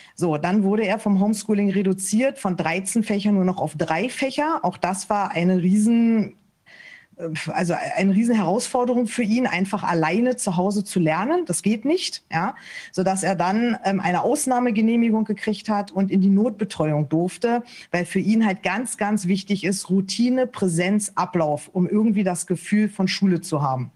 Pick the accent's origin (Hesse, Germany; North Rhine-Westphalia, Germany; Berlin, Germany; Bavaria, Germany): Berlin, Germany; moved away as an adult; also born or lived in Lower Saxony; now in Hanover Region, Germany; Ich bin eigentlich gebürtige Berlinerin und sind dann erst hier nach Niedersachsen gezogen.